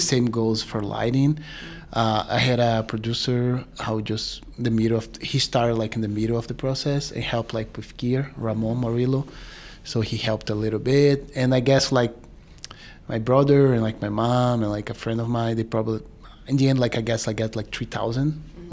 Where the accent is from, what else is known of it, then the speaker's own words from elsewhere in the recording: Brazil; also born or lived in New York City; now in New York, United States; I'm from Brazil, uh, but I've been here for ten years.